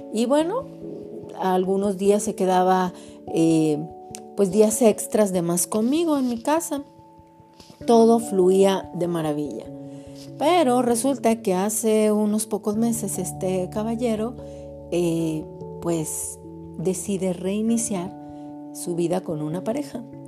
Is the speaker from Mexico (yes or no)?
yes; Mexico; somos de aquí de México